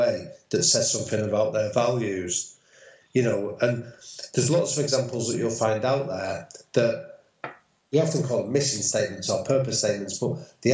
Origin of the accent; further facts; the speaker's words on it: Manchester, North West England, United Kingdom; I grew up in North Manchester, which is a big sort of United stronghold